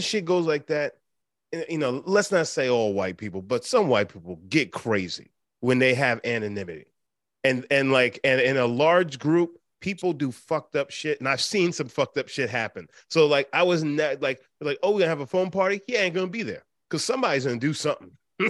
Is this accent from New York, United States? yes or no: yes; Long Island, New York, United States; I grew up on Long Island